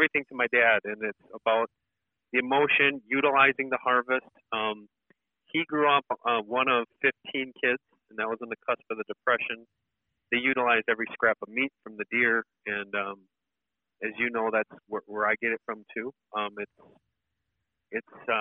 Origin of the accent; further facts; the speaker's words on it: just outside of Milwaukee, Wisconsin, United States; I grew up just outside of Milwaukee, Wisconsin, and it was dairy farm country back then